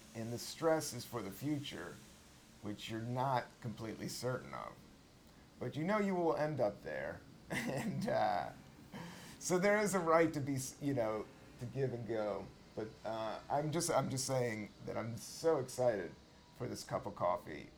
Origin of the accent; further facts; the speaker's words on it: Virginia, United States; I'm from Virginia